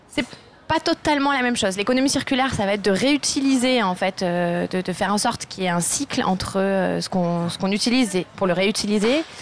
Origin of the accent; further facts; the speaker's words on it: Marseille, Provence-Alpes-Côte d'Azur, France; moved away as an adult; now in Grenoble, France; originaire de Marseille et je travaille sur Grenoble